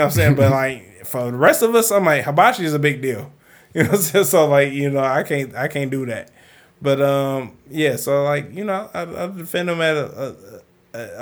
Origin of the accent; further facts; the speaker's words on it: Detroit, Michigan, United States; let me be a nigga from Detroit, which is who I am. I'm a nigga from Detroit